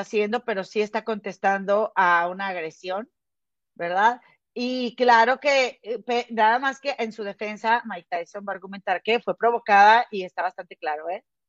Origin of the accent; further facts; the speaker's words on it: Mexico; now in United States; somos, somos mexicanas